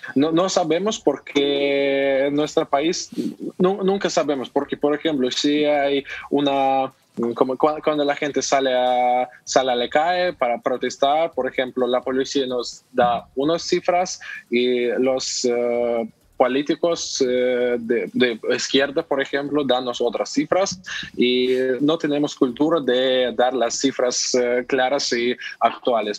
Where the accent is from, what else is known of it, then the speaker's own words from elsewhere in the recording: Russia; Spanish is a second language; ahora en mi país eh, tiene lugar eh, la Eurocopa